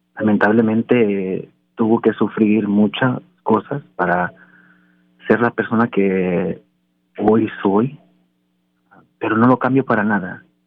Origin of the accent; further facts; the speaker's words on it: Anaheim, California, United States; also born or lived in Mexico; A los cinco, o seis años de edad eh, estaba yo construyendo piscinas en Anaheim, California